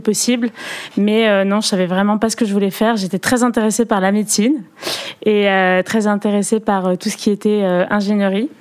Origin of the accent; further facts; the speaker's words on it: Perpignan, Occitania, France; now in Paris, France; je viens de Perpignan euh, du sud de la France, mes parents ont déménagé à Perpignan